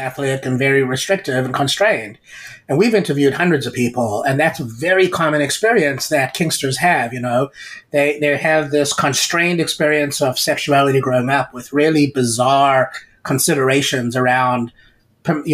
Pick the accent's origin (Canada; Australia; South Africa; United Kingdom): South Africa; moved away; I grew up in South Africa in a government school where there was corporal punishment